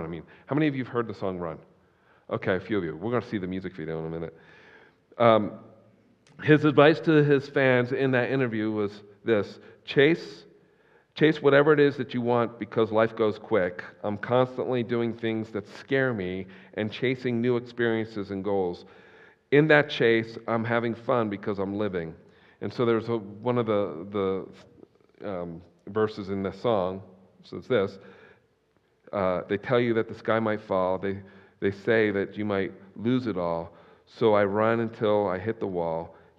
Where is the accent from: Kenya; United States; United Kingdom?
United States; Oklahoma; I was raised in Oklahoma. Tulsa's like the buckle of the Bible Belt. I grew up in that environment.